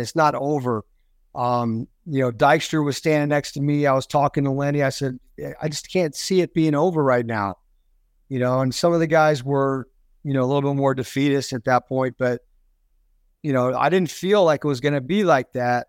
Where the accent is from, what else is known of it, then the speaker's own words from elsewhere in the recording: Florida, United States; I grew up there in Florida